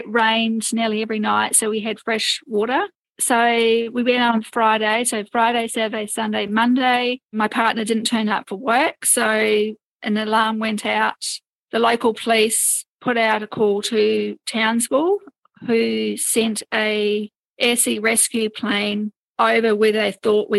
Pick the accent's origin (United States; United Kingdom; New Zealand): New Zealand; moved away; also born or lived in Brisbane, Australia; I was actually brought up on boats, because I'm actually from New Zealand